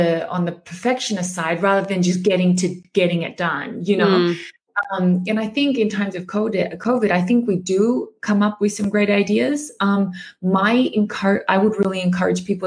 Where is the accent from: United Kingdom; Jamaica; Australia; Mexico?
Australia; moved away as an adult; also born or lived in Germany / Japan; I'm Australian. I lived 8 years in Germany, but I specialize also in the Japanese market. You know, I've been in Japan for like a similar amount of time